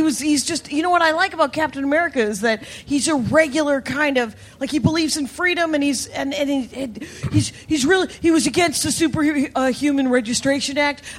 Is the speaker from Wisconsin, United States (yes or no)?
yes; South Milwaukee, Wisconsin, United States; I'm from the middle of a tiny town, about 10 blocks from where I'm from, South Milwaukee, Wisconsin.